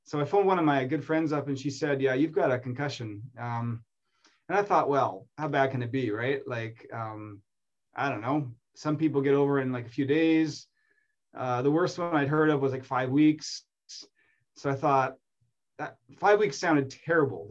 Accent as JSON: {"language": "English", "region": "Manitoba", "country": "Canada", "tie": "born or raised there", "moved": "as an adult", "lives_now": "Toronto, Canada", "said": "I grew up in Manitoba and I went to school there, and I came out here in my 20s to go to U of T"}